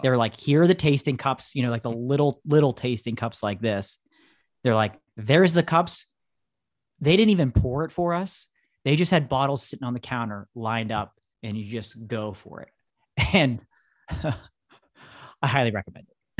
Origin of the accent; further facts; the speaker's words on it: United States; we're from United States